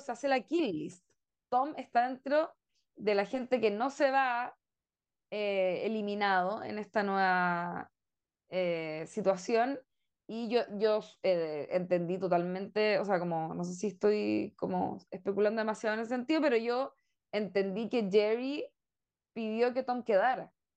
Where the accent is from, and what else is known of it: Chile